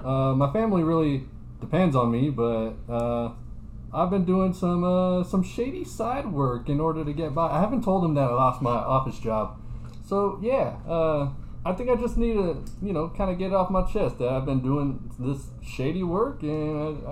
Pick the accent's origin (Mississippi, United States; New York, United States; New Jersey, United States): New York, United States; from New York. I'm from New York.